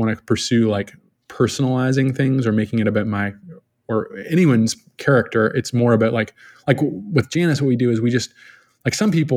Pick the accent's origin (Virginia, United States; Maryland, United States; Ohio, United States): Virginia, United States; Richmond; now in Los Angeles, United States; I'm originally from Virginia, all over Richmond, Virginia, just terrorized the city